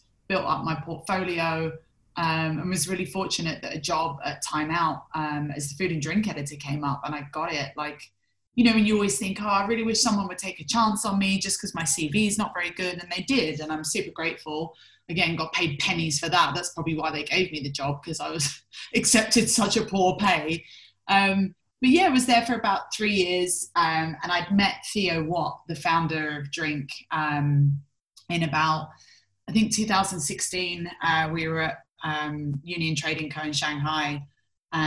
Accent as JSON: {"language": "English", "region": "London", "country": "United Kingdom", "moved": "as an adult", "said": "I'm originally from London and I left the UK at around 23."}